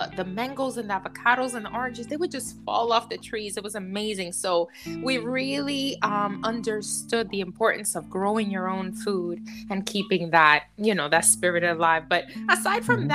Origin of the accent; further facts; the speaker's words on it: New York City, New York, United States; I was born in New York City, in Manhattan